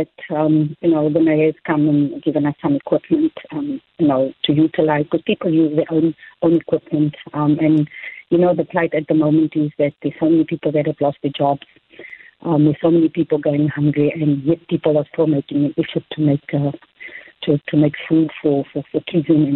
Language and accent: English; Cape Town, Western Cape, South Africa; I'm from Nova Park as well. Still live here with my mom